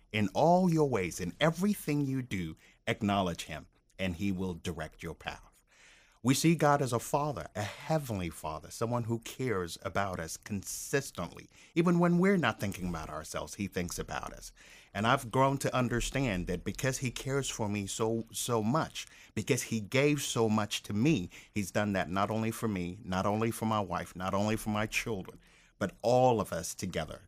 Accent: Maryland, United States; moved away as an adult; now in Tampa, United States; we grew up in Maryland

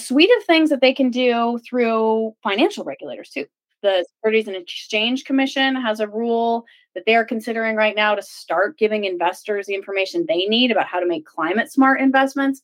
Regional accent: New Mexico, United States; moved away; also born or lived in Washington, D.C.; I come from New Mexico, and I grew up going to band camp in the mountains north of Albuquerque

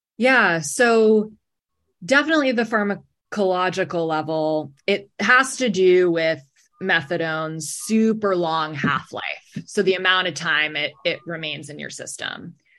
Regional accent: New York City, New York, United States; moved away as an adult; also born or lived in New Haven; now in Boston, United States; I'm originally from New York City.

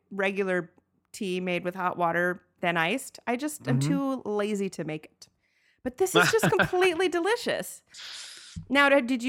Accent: Atlanta, Georgia, United States; we grew up in Atlanta where it's very warm and everyone drinks tea.

